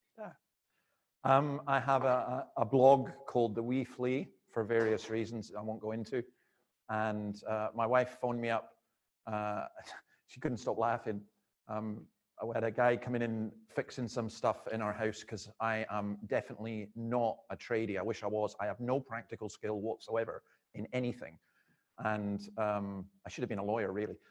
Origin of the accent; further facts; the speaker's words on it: Scotland, United Kingdom; I'm not from around here. I'm from Scotland.